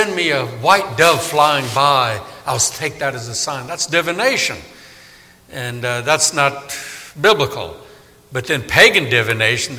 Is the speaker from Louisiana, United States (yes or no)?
yes; New Orleans, Louisiana, United States; moved away; I grew up in New Orleans, and boy, does it rain a lot there